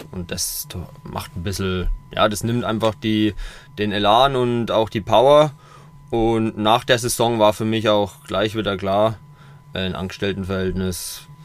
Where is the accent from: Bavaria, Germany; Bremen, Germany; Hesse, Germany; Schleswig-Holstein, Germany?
Bavaria, Germany; Coburg; 2016 habe ich ein Burgerrestaurant in meiner Heimatstadt eröffnet in Coburg